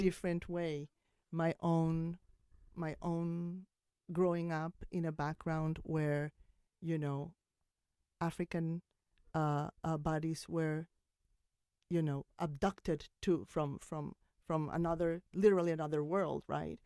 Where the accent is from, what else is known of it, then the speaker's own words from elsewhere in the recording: Colombia; now in New York, United States; I came from Colombia